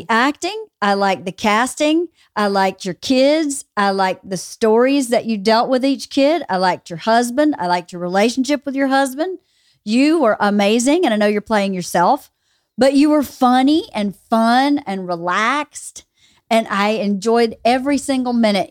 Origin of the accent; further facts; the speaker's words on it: near Cedartown, Georgia, United States; thirty minutes from where I grew up